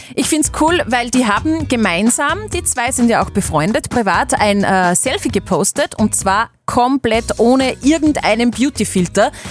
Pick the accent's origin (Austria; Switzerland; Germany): Austria; Upper Austria; bei uns in Oberösterreich